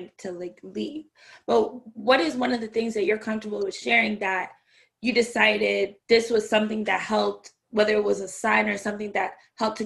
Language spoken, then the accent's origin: English; Canada; also born or lived in Jamaica (ancestry); I'm Jamaican, well, my family's Jamaican, I'm Canadian